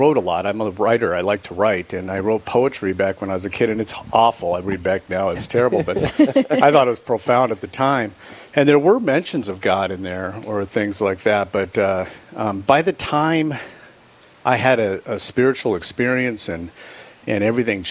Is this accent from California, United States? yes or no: yes; California, United States; now in Rapid City, United States; I grew up in California. I was born and raised in California.